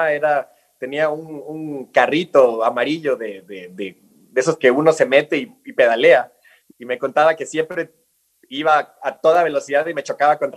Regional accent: Galápagos, Ecuador; also born or lived in Quito; yo nací acá en Quito, y a las dos semanas de nacido, o sea, chiquitito, me llevaron de vuelta a Galápagos. Y ahí crecí mis primeros tres años

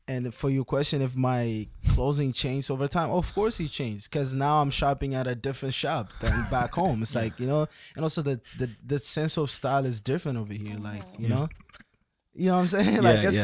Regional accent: Ethiopia; Like, I'm from Ethiopia.

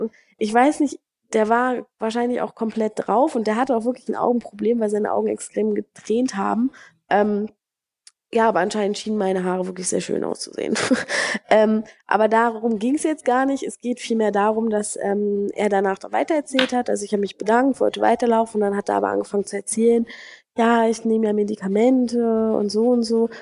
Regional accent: Germany; moved away as an adult; now in Brazil; mich auch nicht als Deutsche ansehen würden

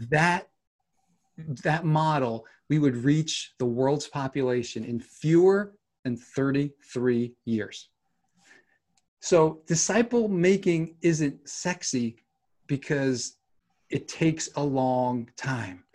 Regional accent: New York, United States; moved away as an adult; also born or lived in Seattle suburbs / Southern California; growing up in New York, you know, winters are not pleasant here

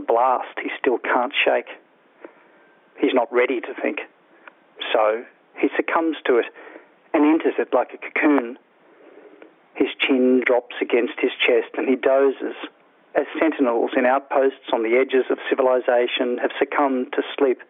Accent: Toowoomba, Queensland, Australia; I grew up in Toowoomba in Queensland

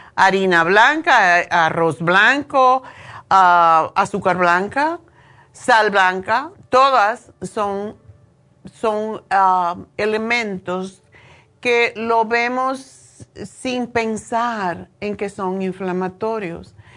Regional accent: Cuba; now in United States; yo nací en Cuba

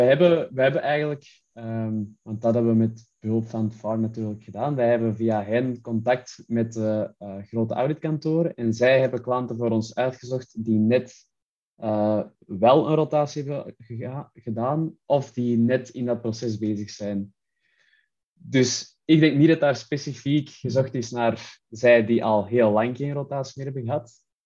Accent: Antwerp, Flanders, Belgium; Ik kwam uit Antwerpen in België. Ik heb daar ook gestudeerd

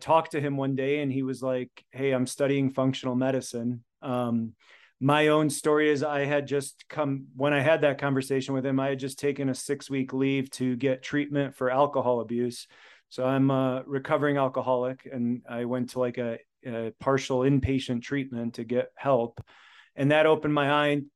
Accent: United States; first language Polish; English is a second language; They're both immigrants from Poland. So I was born in America, first generation. I learned to speak Polish before I learned to speak English

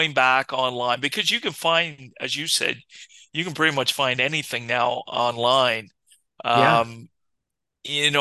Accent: Ottawa area or Toronto area, Ontario, Canada; we grew up in the Ottawa area or, you know, Toronto area, most of our lives.

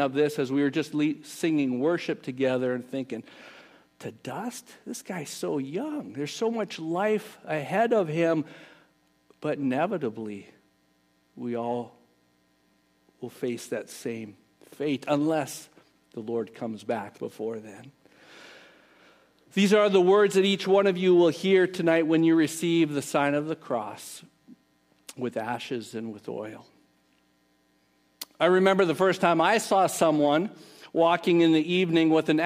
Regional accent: Canada; moved away; We grew up in Canada

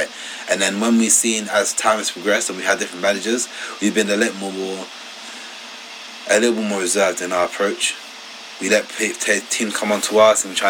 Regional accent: Ghana; I'm from Ghana, so a West African country

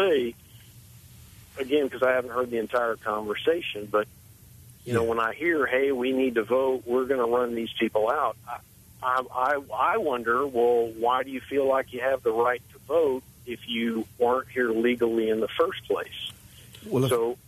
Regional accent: South Texas, United States; I grew up in South Texas, and I grew up on a ranch

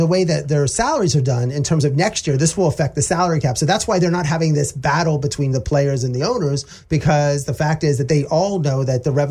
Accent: Altoona, Pennsylvania, United States; I grew up in Altoona, Pennsylvania

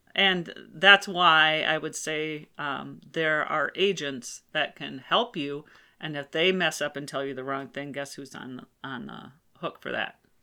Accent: Rochester, Minnesota, United States; I was born in Rochester, Minnesota

